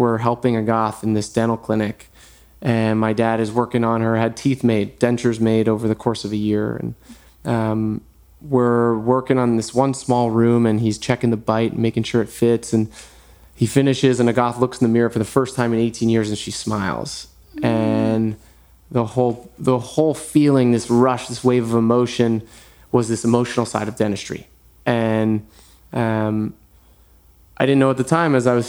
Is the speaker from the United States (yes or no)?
yes; New York, United States; moved away as an adult; also born or lived in Manhattan; now in Los Angeles, United States; I was born in New York, born and raised